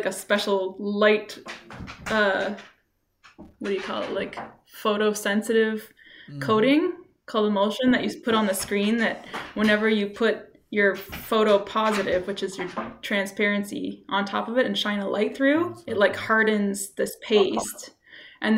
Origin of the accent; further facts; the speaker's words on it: south of Ottawa, Ontario, Canada; moved away as an adult; also born or lived in Victoria; now in Halifax, Canada; my hometown, which was south of Ottawa